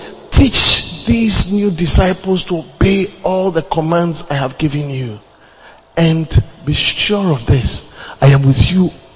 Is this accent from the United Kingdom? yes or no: no; Ghana; moved away as an adult; also born or lived in Uganda; I am from Ghana.